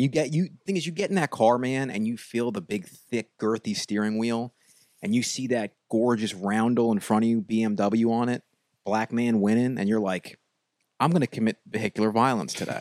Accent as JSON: {"language": "English", "area": "Long Island", "region": "New York", "country": "United States", "said": "I'm from Long Island."}